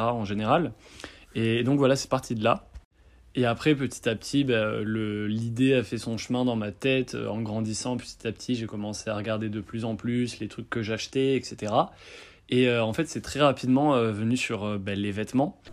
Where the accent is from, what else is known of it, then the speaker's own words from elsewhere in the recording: Bordeaux, Nouvelle-Aquitaine, France; moved away as an adult; now in Lyon, France; je suis bordelais d'origine et là je fais mes études à Lyon